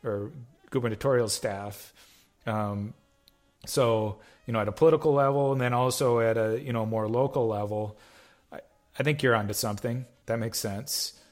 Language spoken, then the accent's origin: English; Nisswa, Minnesota, United States; I'm originally from North Central Minnesota, up in the Nisswa area